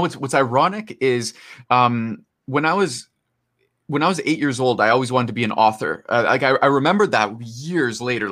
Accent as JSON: {"language": "English", "town": "Toronto", "region": "Ontario", "country": "Canada", "said": "So I'm from Toronto, Canada"}